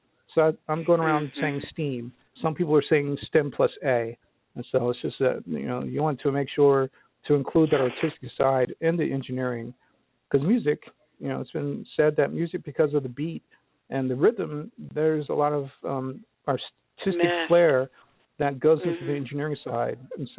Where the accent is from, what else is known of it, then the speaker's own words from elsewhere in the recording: Philadelphia, Pennsylvania, United States; born there; also born or lived in New Jersey / Harrisburg; Well, I was born in Philadelphia, and my mom and dad got divorced when I was probably 2 years old.